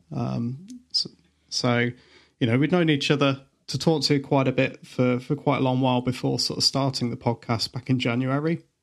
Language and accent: English; Leicester, East Midlands, United Kingdom; I'm the one from Leicester.